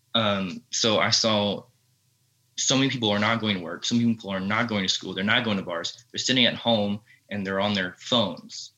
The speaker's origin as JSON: {"language": "English", "region": "Texas", "country": "United States", "said": "I'm from Texas"}